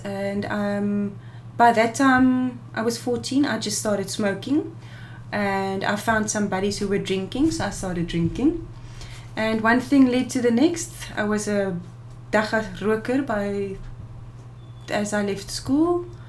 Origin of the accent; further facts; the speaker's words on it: Robertson, Western Cape, South Africa; I am originally from Robertson.